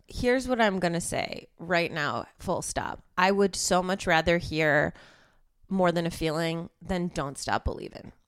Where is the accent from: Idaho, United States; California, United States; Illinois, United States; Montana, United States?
Illinois, United States; suburbs of Chicago; moved away as an adult; now in Los Angeles, United States; I'm from the suburbs of Chicago, but I lived in Chicago for ten years before I moved here